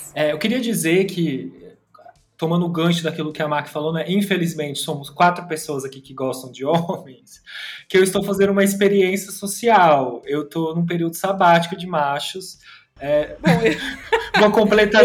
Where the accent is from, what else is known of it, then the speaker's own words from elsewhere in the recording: Tapira, Brazil; moved away; Eu saí do armário lá em Tapira, que é a minha cidade natal